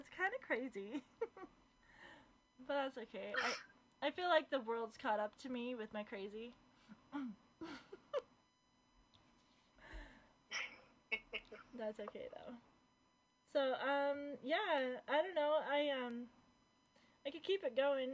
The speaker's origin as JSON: {"language": "English", "area": "East Bay", "region": "California", "country": "United States", "said": "I'm from East Bay"}